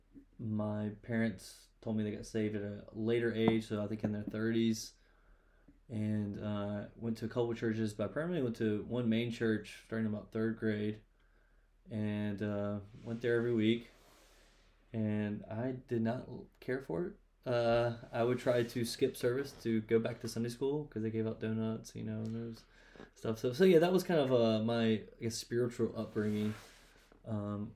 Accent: Rock Hill, South Carolina, United States; I am from the booming metropolis, Rock Hill, South Carolina

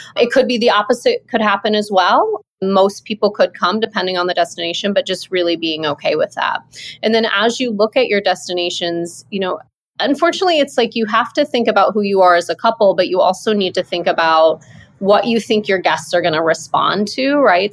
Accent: Midwest, United States; moved away as an adult; also born or lived in Maui, Hawaii; I'm from the Midwest

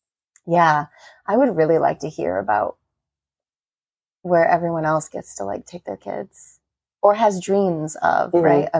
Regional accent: Iowa, United States; So we're from Iowa

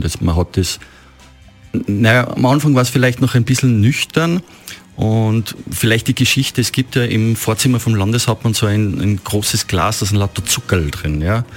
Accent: Oberpinzgau, Salzburg, Austria; Oberpinzgauer Heimat, wo ich, wo ich groß geworden bin

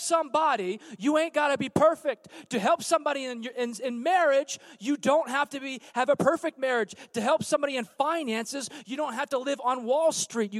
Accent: California, United States; I'm from California.

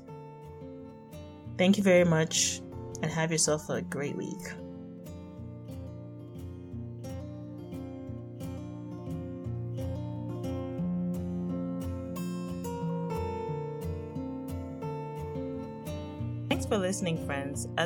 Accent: Nigeria; being Nigerian

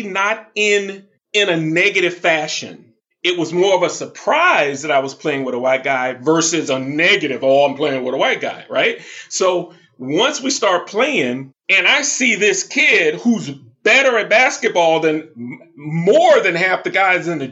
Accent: the South, United States; moved away as an adult; I grew up in the South

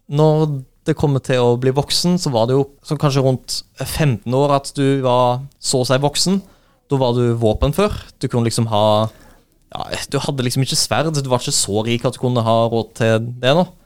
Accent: Skudeneshavn, Rogaland, Norway; moved away; jeg kommer jo fra Skudeneshavn

